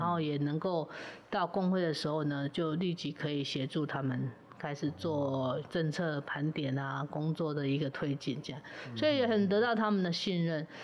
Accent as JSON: {"language": "Chinese", "town": "Sanyi", "region": "Miaoli County", "country": "Taiwan", "also_born_or_lived": "Taoyuan", "said": "我是苗栗人嘛，哈是，苗栗客家 ，然后也是在三义就是木雕小镇嘛"}